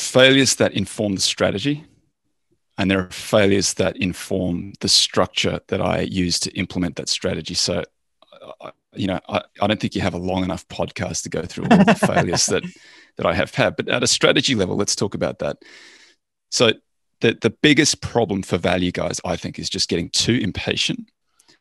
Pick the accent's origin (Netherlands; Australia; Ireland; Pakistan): Australia; I'm Australian